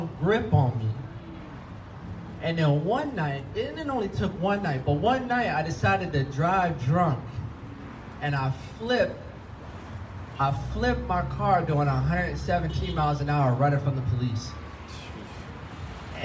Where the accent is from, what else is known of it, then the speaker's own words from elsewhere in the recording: Florida, United States; now in California, United States; I'm from Florida, and I'm living in California